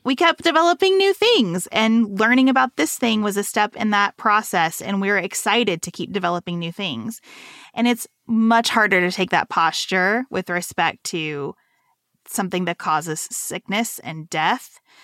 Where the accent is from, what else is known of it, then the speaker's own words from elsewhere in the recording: Western Kentucky, United States; moved away as an adult; also born or lived in Lexington, Kentucky; go from Western Kentucky to Lexington, Kentucky in this private school